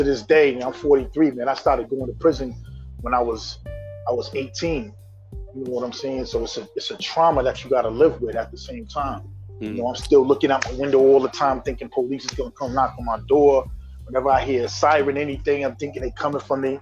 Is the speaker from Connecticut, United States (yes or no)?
yes; New London, Connecticut, United States; also born or lived in Minneapolis, Minnesota; I was born in Minneapolis, but I've been in New London, Connecticut since I was 7 years old. So that is my hometown